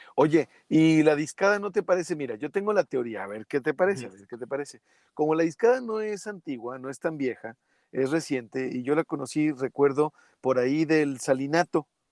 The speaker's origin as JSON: {"language": "Spanish", "town": "Gómez Palacio", "region": "Durango", "country": "Mexico", "said": "yo soy Gómez Palatino, pero soy lagunero. No soy, no soy originario de Torreón"}